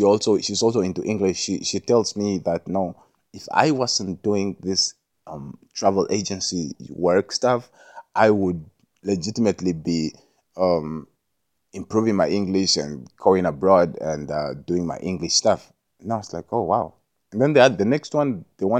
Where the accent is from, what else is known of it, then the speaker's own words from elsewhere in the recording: Jamaica; being Jamaican